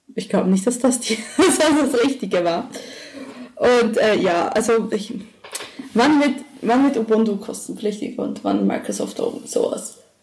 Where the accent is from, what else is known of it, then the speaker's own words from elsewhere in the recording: Emmental, Bern, Switzerland; moved away as an adult; also born or lived in Düsseldorf, Germany; now in Germany; Ich bin in einem Tal aufgewachsen, das ganze Emmental.